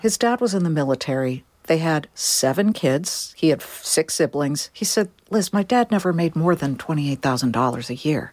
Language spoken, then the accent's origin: English; California, United States; also born or lived in Boston; I'm a Californian